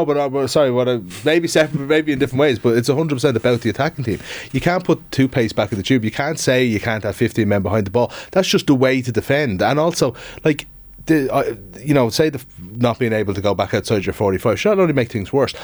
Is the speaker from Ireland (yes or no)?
yes; Dublin, Leinster, Ireland; I'm from Dublin, was born in Dublin and, um, like, was more into the dubs as a kid